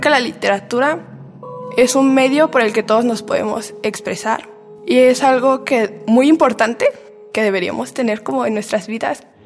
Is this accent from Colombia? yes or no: no; State of Mexico, Mexico; tengo 18 años, soy del Estado de México